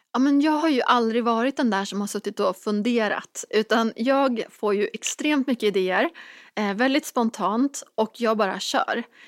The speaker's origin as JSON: {"language": "Swedish", "area": "Dalsland", "region": "Västra Götaland", "country": "Sweden", "tie": "born or raised there", "moved": "yes", "said": "hemma i den här lilla hålan i Dalsland där jag växte upp"}